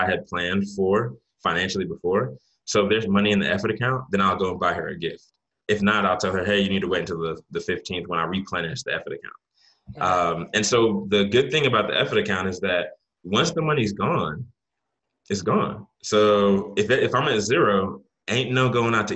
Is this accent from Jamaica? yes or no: yes; Jamaica; I'm Jamaican